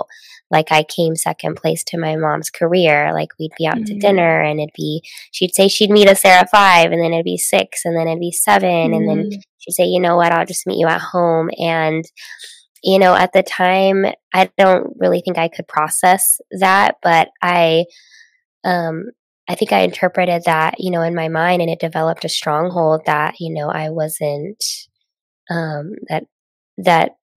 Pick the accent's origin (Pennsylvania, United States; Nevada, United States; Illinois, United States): Nevada, United States; Las Vegas; also born or lived in Southern California; I grew up in Las Vegas, Nevada, Sin City